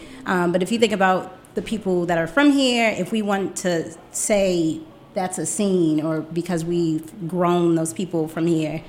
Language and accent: English; Baltimore, Maryland, United States; moved away as an adult; now in Washington, DC, United States; I am from Baltimore